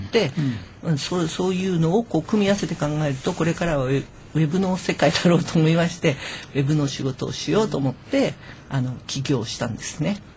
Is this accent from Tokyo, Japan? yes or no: yes; Higashikurume, Tokyo, Japan; 隣の東久留米市にあのひばりが丘団地というあの古くからの団地がありましてあのそこであの産声を上げました